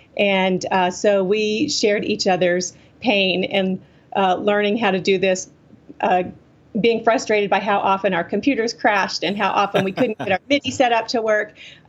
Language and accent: English; the South, United States; this is like, you know, the ironies of growing up in the South, I think.